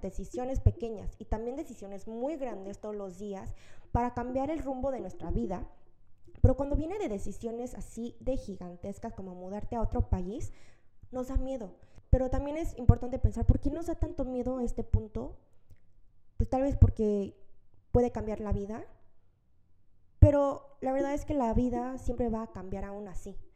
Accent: Mexico; now in South Korea; yo crecí desde los tres meses de nacer en México

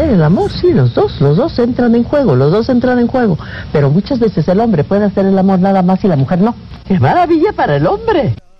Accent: Álamos, Sonora, Mexico; moved away; also born or lived in Guadalajara; Yo he de haber nacido en Sonora, en mi tierra de Álamos, con mis montañas, con mi aire

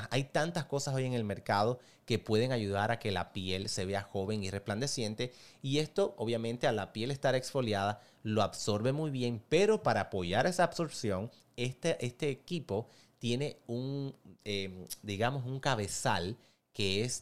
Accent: Cuba; moved away; Si tú me ves las fotos de cuando yo vine de Cuba, tú dices, no, que ese no eres tú.

